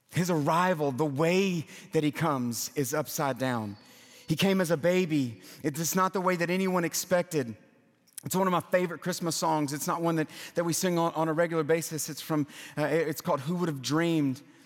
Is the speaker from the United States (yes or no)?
yes; Louisiana, United States; now in Nashville, United States; I'm from Louisiana